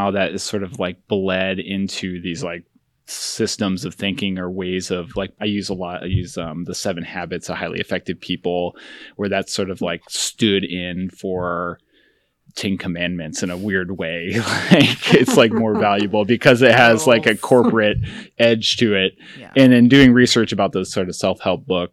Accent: Finger Lakes, New York, United States; also born or lived in Southern California; I am originally from Southern California, but for all intents and purposes, sort of grew up in the Finger Lakes

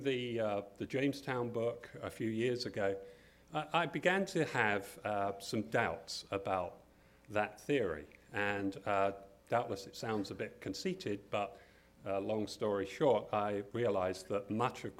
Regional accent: Kent, South East England, United Kingdom; moved away as an adult; also born or lived in Brighton; now in Williamsburg, United States; I come from Kent in southern England

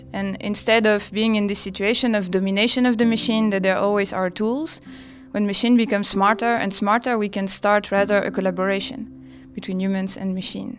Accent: France; moved away; I come from France.

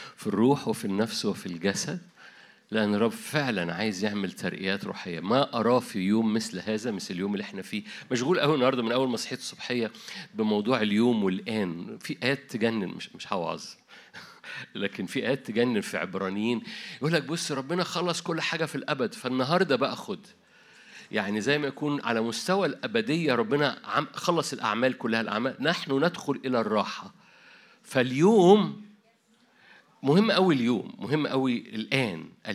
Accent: Egypt; عندنا في مصر

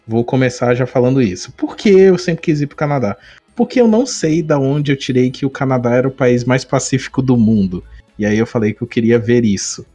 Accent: Brazil; Aí ele já perguntou da onde você é. Aí eu falei, Brasil

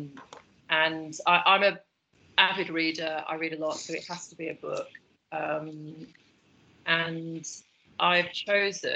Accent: the Northwest, North West England, United Kingdom; now in London, United Kingdom; I'm from the Northwest, so we used to go to the Lake District a lot

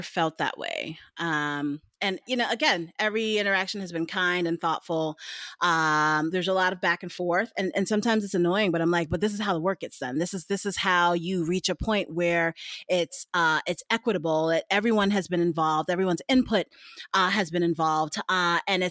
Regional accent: New York City, New York, United States; my hometown marathon

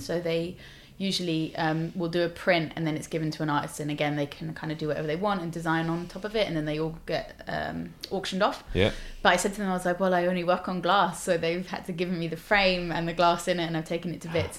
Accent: London, United Kingdom; So yeah, I lived in, obviously I grew up in Ealing, and then I lived in South London for uni, and then I lived in North London for a bit, which I really liked North London.

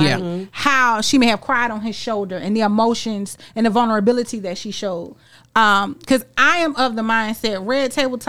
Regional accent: Philadelphia, Pennsylvania, United States; I am from North Philadelphia, Pennsylvania.

